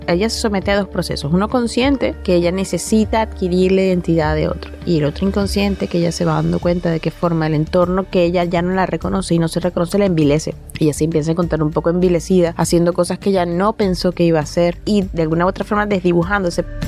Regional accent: Caracas, Capital District, Venezuela; moved away as an adult; now in Spain; Nací en Caracas

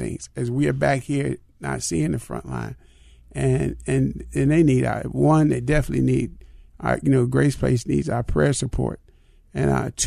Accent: Chicago, Illinois, United States; when I was growing up in Chicago

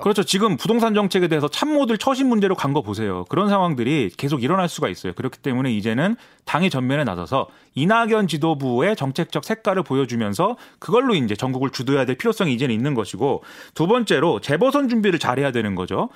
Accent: Suwon, Gyeonggi Province, South Korea; 제가 이제 수원 사람인데

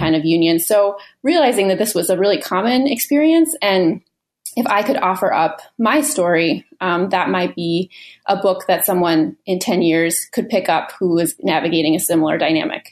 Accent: Minneapolis, Minnesota, United States; I'm a writer from Minneapolis, Minnesota

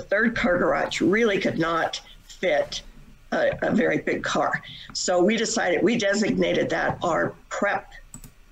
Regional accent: Las Vegas, Nevada, United States; moved away; also born or lived in Utah; I was raised in Las Vegas, Nevada.

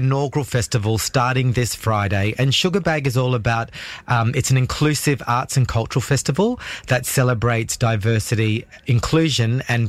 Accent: Darwin, Northern Territory, Australia; having grown up in Darwin, Darwin's my home. I really love it. You know, my parents were born here. We have a long history.

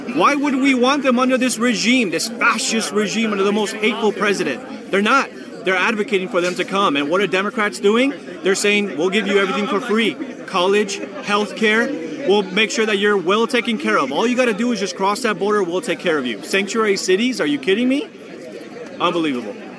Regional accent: Los Angeles, California, United States; I'm from Los Angeles, California.

